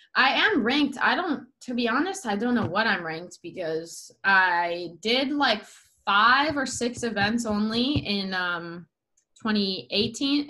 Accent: Solana Beach, California, United States; I am from San Diego, California grew up in a mm. small town here called Solana Beach

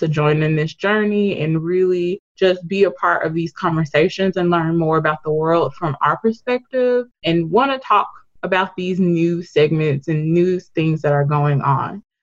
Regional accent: Memphis, Tennessee, United States; also born or lived in Atlanta; I'm from Memphis, born and raised here

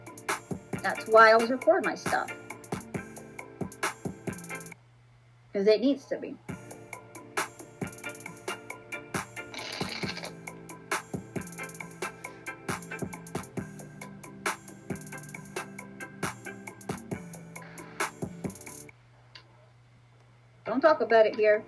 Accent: Canada; I'm a Canadian

